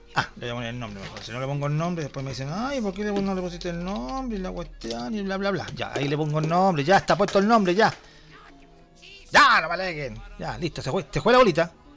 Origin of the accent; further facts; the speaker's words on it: Chile; yo soy un chileno que trata de hacer un, intentar hacer un programa de radio